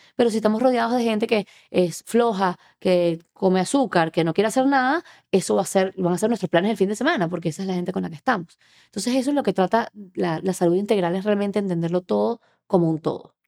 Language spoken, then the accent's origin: Spanish; Venezuela; moved away as an adult; now in Miami, United States; soy venezolana, tengo unos 13 años viviendo en Miami